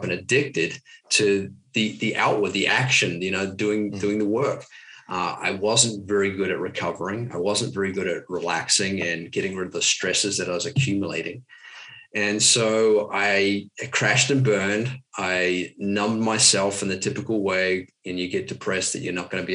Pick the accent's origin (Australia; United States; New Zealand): New Zealand; I grew up in New Zealand, typical New Zealand lifestyle, rugby, running